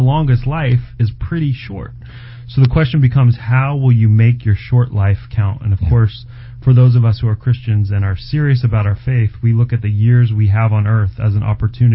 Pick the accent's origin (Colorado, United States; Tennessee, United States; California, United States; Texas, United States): Colorado, United States; where I grew up in Colorado